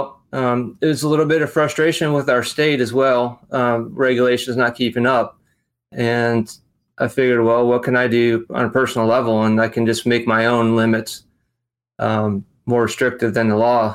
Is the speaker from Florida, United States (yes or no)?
no; Western New York, United States; moved away as an adult; now in Charleston, United States; I'm originally from Western New York, and I moved to Charleston, South Carolina with a company. This was in 97. So I've been here almost half my life